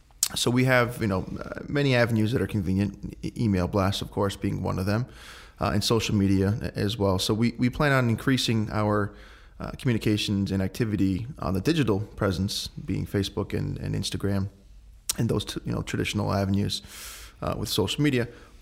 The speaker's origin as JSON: {"language": "English", "town": "Danbury", "region": "Connecticut", "country": "United States", "tie": "born or raised there", "said": "But yeah, my sister and I grew up here in Danbury, went through the public school systems, graduated in 2006 from Danbury High"}